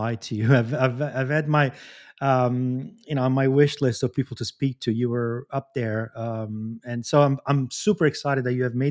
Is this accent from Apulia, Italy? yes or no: yes; Bari, Apulia, Italy; accent: Italian; I'm Pugliese. I don't know if you knew that. I'm from Bari